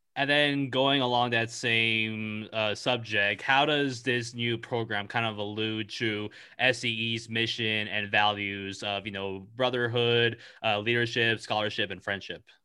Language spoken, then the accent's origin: English; California, United States; I'm from California